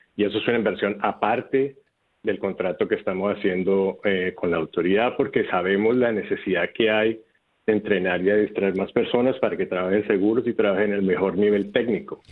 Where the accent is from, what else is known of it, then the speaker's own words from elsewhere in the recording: Bogotá, Colombia; also born or lived in Houston, United States; now in San Juan, Puerto Rico; originalmente soy de Colombia, de Bogotá